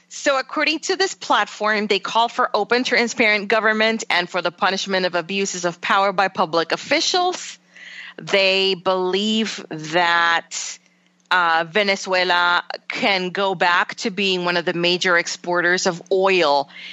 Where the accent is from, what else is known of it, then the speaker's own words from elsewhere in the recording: Puerto Rico; moved away; growing up in Puerto Rico